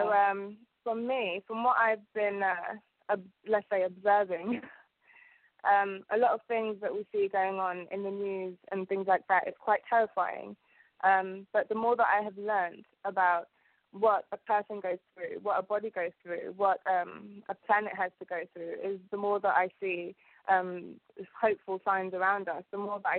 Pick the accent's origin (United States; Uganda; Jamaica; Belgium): Uganda; born there; okay, well, um, I was born in East Africa, and um, in Uganda there are um, five kingdoms.